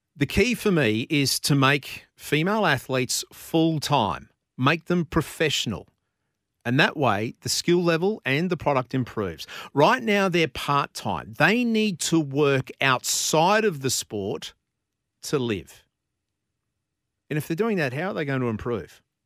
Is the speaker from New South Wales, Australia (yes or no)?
no; Brisbane, Queensland, Australia; I was born in Brisbane, I grew up in Brisbane, and I grew up playing soccer